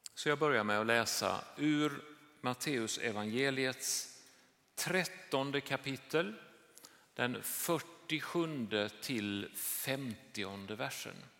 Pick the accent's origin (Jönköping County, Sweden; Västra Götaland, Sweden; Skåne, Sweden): Jönköping County, Sweden; Jönköping; moved away; det här är min hemstad.